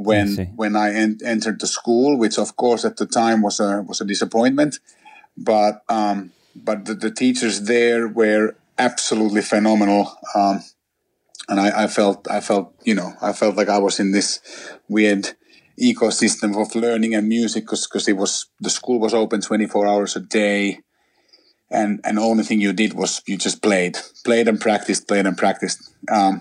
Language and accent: English; Helsinki, Uusimaa, Finland; I'm originally from Helsinki, which is the capital of Finland. up in Northern Europe, and I grew up there